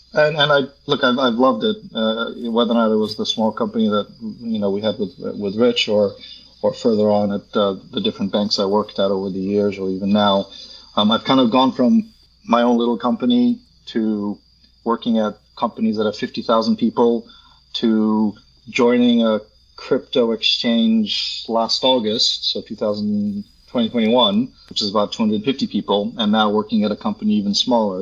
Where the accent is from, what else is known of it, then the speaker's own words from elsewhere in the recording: United States; moved away as an adult; also born or lived in Poland / New York / Hong Kong; we were in the states for 30